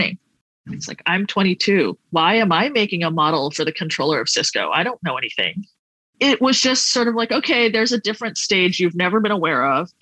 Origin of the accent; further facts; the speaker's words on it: Singapore; moved away as an adult; also born or lived in Connecticut; I'm from Singapore